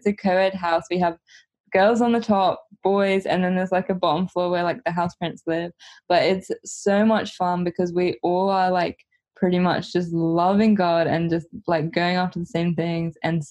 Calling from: Huntington Beach, California, United States; I'm joining from Huntington Beach, California

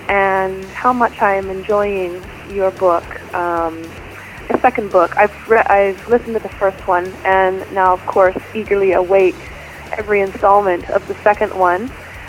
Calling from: Victoria, British Columbia, Canada; I'm calling from Victoria, British Columbia, up here in Canada.

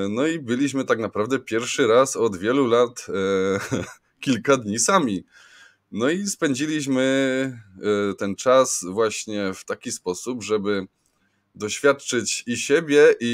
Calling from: Pszczyna, Silesian Voivodeship, Poland; also born or lived in London; ze mną jest Marcin Fiedorowicz, Marcin nadaje z Londynu, ja z Pszczyny

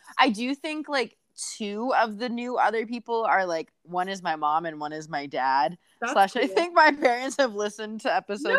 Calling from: Bettendorf, Iowa, United States; I am joining from the Quad Cities today, Bettendorf specifically.

